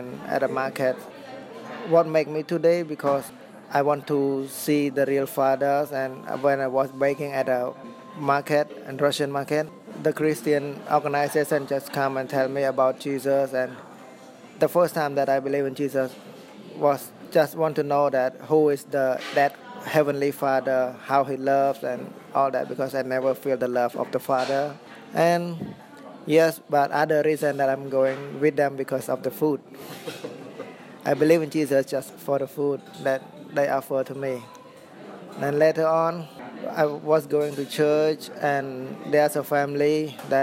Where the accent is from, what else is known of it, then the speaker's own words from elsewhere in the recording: Sihanoukville, Preah Sihanouk, Cambodia; I was born in Sihanoukville, where I was raised